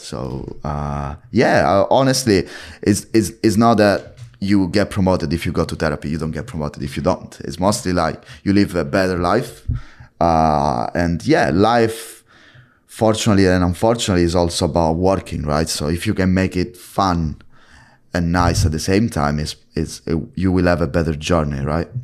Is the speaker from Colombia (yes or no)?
no; Italy; now in London, United Kingdom; As you can tell from my British accent, I'm from Italy